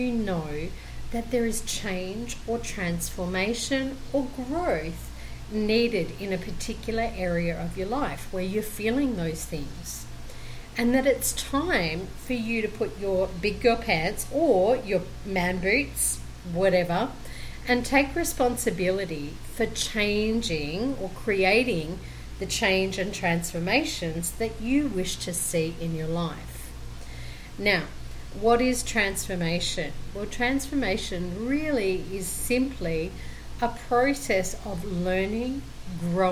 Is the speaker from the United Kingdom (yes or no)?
no; Brisbane, Queensland, Australia; now in Colombia; I am originally from Brisbane, Australia, and currently living in Colombia, South America